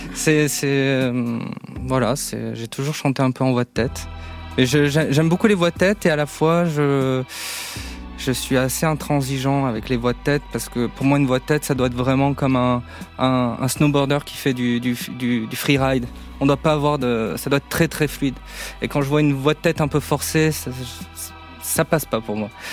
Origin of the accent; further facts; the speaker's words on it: Mont-de-Marsan, Nouvelle-Aquitaine, France; je viens des, des Landes, de Mont-de-Marsan